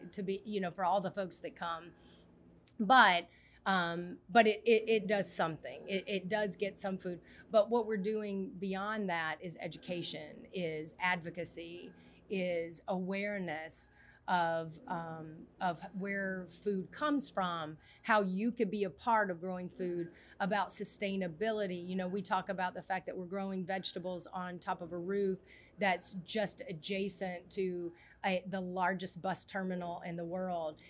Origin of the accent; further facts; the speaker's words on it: Mississippi, United States; I grew up in Mississippi, a lot of farmland